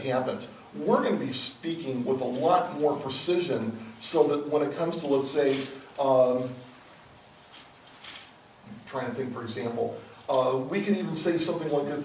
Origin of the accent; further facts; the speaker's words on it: United States; English-speaking American